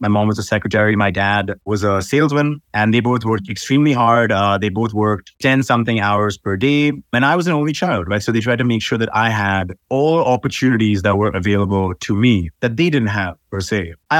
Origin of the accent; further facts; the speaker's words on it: Dubai, United Arab Emirates; also born or lived in Iowa, United States; My parents are from Mumbai, India, but I was born here in Dubai, and Dubai is sort of home for me. Went to school in Dubai, basically grew up here, and then I went to America for university